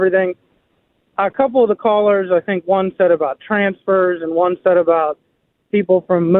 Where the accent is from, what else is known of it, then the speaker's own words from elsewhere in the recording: Hopewell, Pennsylvania, United States; also born or lived in Pittsburgh; I grew up in Hopewell, graduated from Hopewell